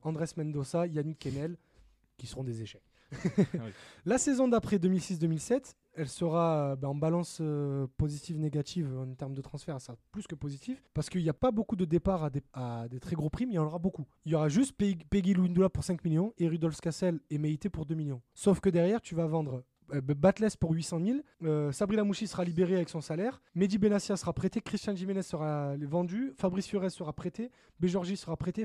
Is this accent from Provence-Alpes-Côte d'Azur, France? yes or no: yes; Marseille, Provence-Alpes-Côte d'Azur, France; qui a grandi dans les quartiers nord de Marseille